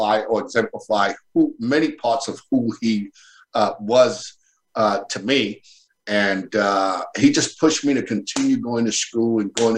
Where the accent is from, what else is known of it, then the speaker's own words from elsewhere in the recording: New York City, New York, United States; Born and raised in Brooklyn, New York, in the Bushwick Bedford-Stuyvesant section of the BK there